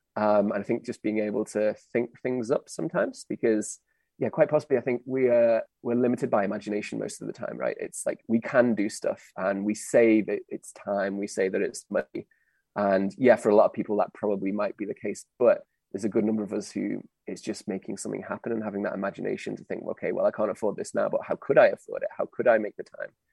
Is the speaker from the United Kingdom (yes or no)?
yes; United Kingdom; now in Europe; as a Brit